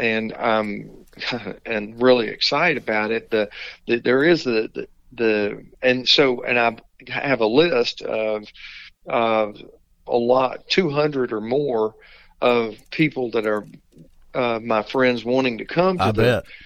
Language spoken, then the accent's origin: English; Hot Springs, Arkansas, United States; also born or lived in Panama / Fayetteville, Arkansas / Arkadelphia, Arkansas; I grew up in Hot Springs